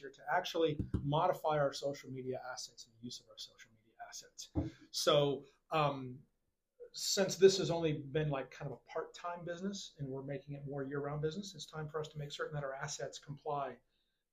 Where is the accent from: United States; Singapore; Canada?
United States; Charlotte, North Carolina; moved away as an adult; also born or lived in Lowell, Massachusetts; now in Fort Myers, United States; I grew up in Charlotte, North Carolina